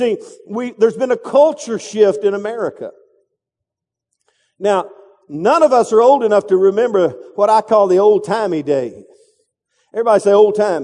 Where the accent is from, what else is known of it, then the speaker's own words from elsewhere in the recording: Texas, United States; I'm from Texas